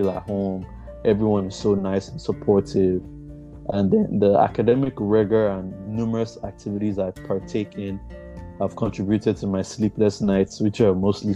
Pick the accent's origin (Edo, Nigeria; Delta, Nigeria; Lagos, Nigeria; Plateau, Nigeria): Edo, Nigeria; Auchi; moved away as an adult; now in California, United States; I am from Auchi, Edo State in Nigeria.